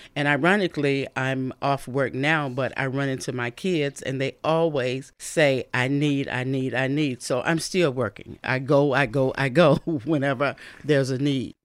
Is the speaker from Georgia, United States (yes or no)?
no; Bessemer, Alabama, United States; also born or lived in Birmingham, Alabama; now in Fort Wayne, United States; I'm from the South, from Birmingham, Alabama, where really my city is Bessemer, Alabama, and we had gospel music twenty-four seven